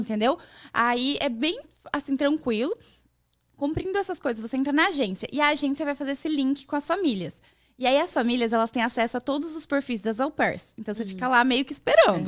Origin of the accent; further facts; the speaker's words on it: Mato Grosso do Sul, Brazil; moved away as an adult; now in United States; Eu sou do Mato Grosso do Sul